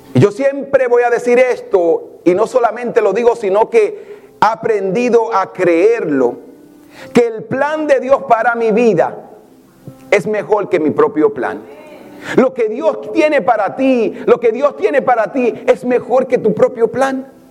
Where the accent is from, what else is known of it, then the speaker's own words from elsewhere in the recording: Santa Bárbara de Samaná, Samaná, Dominican Republic; now in New York, United States; yo crecí en un barrio en Samaná